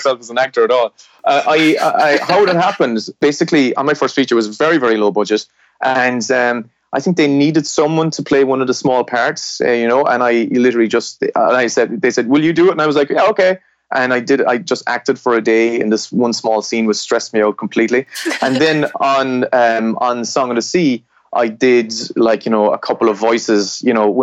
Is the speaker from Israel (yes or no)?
no; southwest of Ireland, Ireland; I grew up in Ireland, which is in the, you know, west of Europe, and in Ireland I grew up in the southwest of Ireland